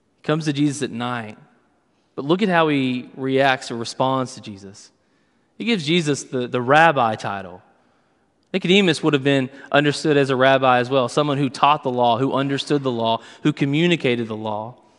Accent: Western Kentucky, United States; I grew up in Western Kentucky

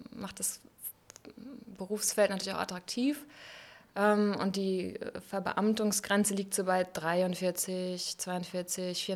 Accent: Bodenwerder, Lower Saxony, Germany; also born or lived in Hamelin; Da bin ich ja. geboren und aufgewachsen, an der schönen Weser

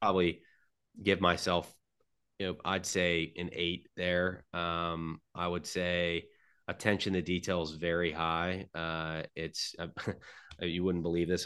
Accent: Middleburg, Florida, United States; I'm from Middleburg, Florida. It's a small town outside of Jacksonville

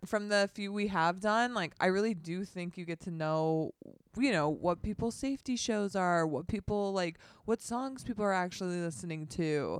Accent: Dana Point, California, United States; I grew up in Dana Point, California, beach town

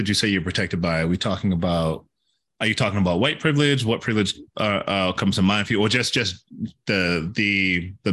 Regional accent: Massachusetts, United States; I came up in the projects in Massachusetts, and I remember walking to pay the rent with my mom. And we grew up in the most diverse city in Mass at the time

